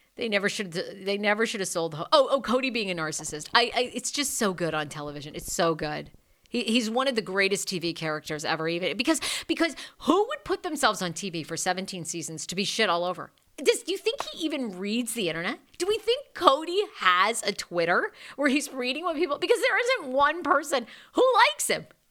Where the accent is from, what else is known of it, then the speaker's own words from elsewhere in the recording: Maine, United States; I'm backwoods Maine